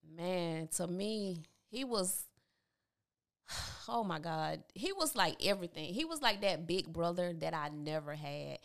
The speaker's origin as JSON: {"language": "English", "region": "Georgia", "country": "United States", "tie": "born or raised there", "moved": "yes", "lives_now": "Columbus, United States", "said": "Growing up in Tabitha, Georgia, I, I loved it"}